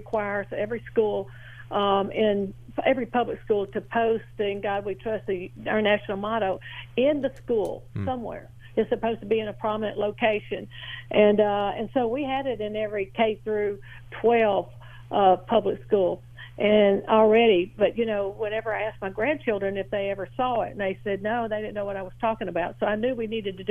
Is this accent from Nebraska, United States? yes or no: no; Bossier Parish, North Louisiana, United States; I'm from Bossier Parish, North Louisiana